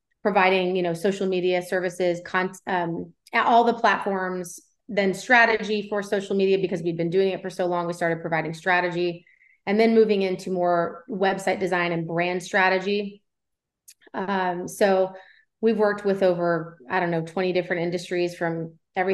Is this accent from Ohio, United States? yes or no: yes; Cincinnati, Ohio, United States; moved away as an adult; now in Tennessee, United States; I'm not originally from Tennessee. I was born and raised in Cincinnati, Ohio. So I'm a Midwestern girl at heart